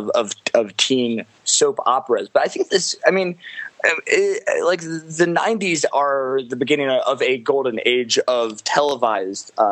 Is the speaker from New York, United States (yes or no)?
no; Los Angeles, California, United States; growing up in Los Angeles